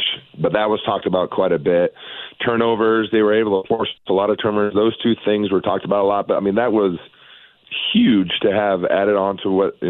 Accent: Tacoma, Washington, United States; also born or lived in Spokane, Washington / Cheney, Washington; I grew up in Tacoma, so just south of Seattle there.

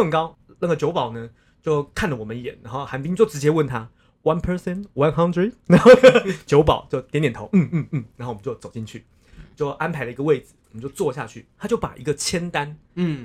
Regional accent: Taiwan; 我们就说，哦，台湾啊

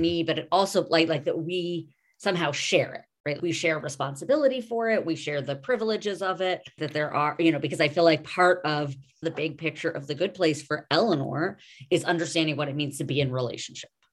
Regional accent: New York, United States; now in Los Angeles, United States; I am a New Yorker and a New Yorker of the eighties generation

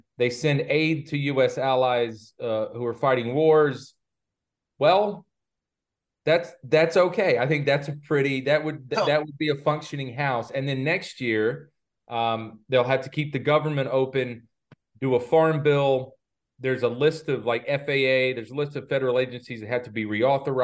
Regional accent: North Carolina, United States; moved away; my hometown again in North Carolina

